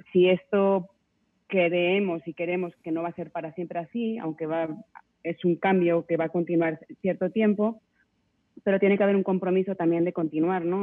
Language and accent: Spanish; Spain; now in Mexico; Yo, yo soy de España, mi familia está allí